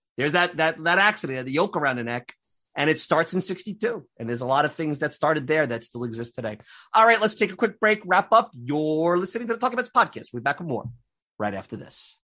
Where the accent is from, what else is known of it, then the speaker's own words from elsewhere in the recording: New York City, New York, United States; accent: Brooklyn and Long Island; moved away as an adult; now in Long Island, United States; I grew up in Bensonhurst, Brooklyn